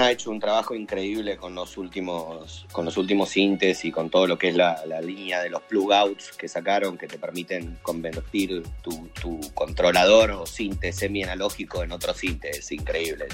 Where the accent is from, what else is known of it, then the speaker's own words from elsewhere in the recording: Chivilcoy, Buenos Aires Province, Argentina; soy de Chivilcoy, provincia de Buenos Aires, Argentina.